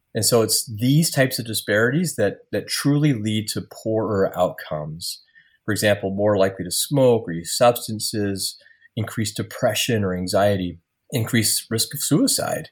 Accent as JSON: {"language": "English", "region": "Iowa", "country": "United States", "tie": "born or raised there", "also_born_or_lived": "Marquette, Michigan", "said": "I returned to my hometown in Iowa to start my medical career"}